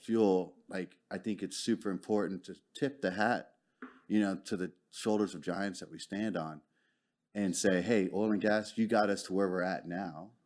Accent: Arlington, Texas, United States; also born or lived in Houston / Dallas; I'm originally from Arlington.

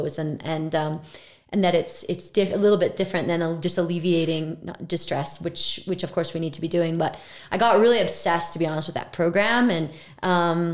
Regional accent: Vancouver, British Columbia, Canada; moved away as an adult; I'm from Vancouver

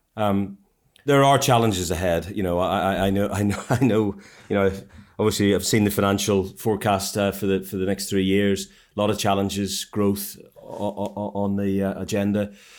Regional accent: Ireland; now in United Kingdom; I'm an Irishman

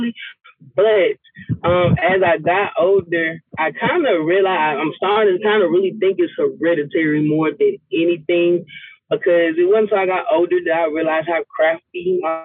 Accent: Lithonia, Georgia, United States; also born or lived in Albany, Georgia; I'm from Atlanta, the east side of Atlanta, Latonia, to be exact.

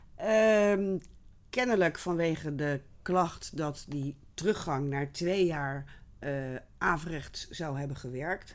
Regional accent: Rotterdam, South Holland, Netherlands; moved away as an adult; also born or lived in Utrecht / Hilversum; ik kom oorspronkelijk uit Rotterdam. Ik ben een stadskind

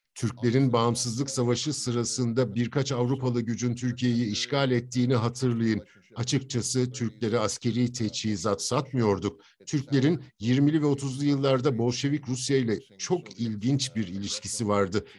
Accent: United States; Atlantikçi Amerikalıyım

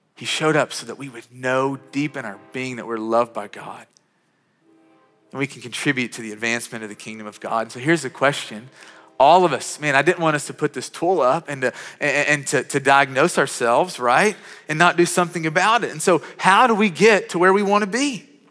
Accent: Western Kentucky, United States; I grew up in Western Kentucky. I grew up on a farm.

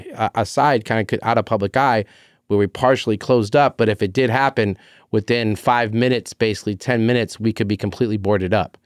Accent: Carlsbad, California, United States; I'm a Carlsbad kid

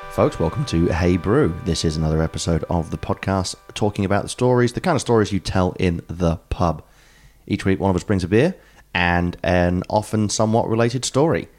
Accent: England, United Kingdom; moved away; I'm English

